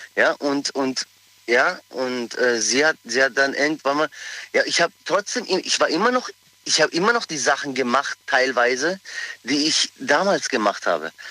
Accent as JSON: {"language": "German", "town": "Pforzheim", "region": "Baden-Württemberg", "country": "Germany", "tie": "born or raised there", "said": "ich bin aus Pforzheim, ich bin geboren in Pforzheim, bin aber Kroate"}